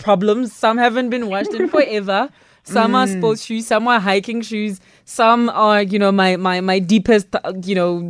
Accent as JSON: {"language": "English", "town": "Pretoria", "region": "Gauteng", "country": "South Africa", "tie": "born or raised there", "said": "I grew up in Pretoria"}